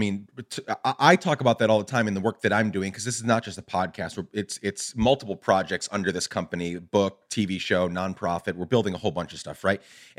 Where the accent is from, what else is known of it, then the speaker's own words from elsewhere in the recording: Chicago, Illinois, United States; Because you're talking about, you know, the 70s and the 80s growing up in Chicago, and we could go back not just decades, but hundreds of years.